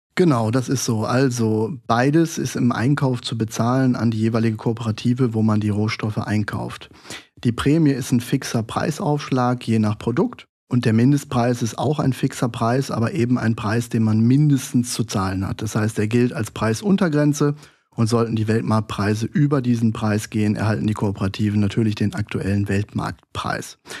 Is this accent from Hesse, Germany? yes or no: no; Duisburg, North Rhine-Westphalia, Germany; Ich komme gebürtig aus Duisburg, aus dem Ruhrgebiet